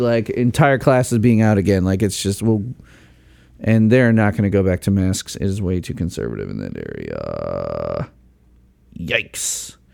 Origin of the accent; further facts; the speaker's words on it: Chicago, Illinois, United States; now in Indiana, United States; I grew up in the Chicago burbs